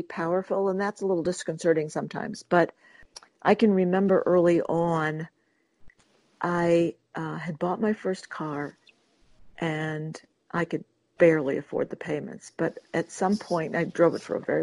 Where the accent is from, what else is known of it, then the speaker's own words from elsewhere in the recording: Detroit, Michigan, United States; I was born in Detroit, Michigan, and moved to the suburbs when I was 11